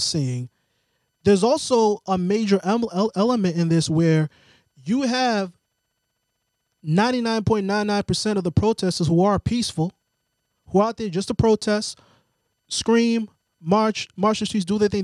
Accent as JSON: {"language": "English", "area": "outside of Boston", "region": "Massachusetts", "country": "United States", "tie": "born or raised there", "said": "growing up outside of Boston"}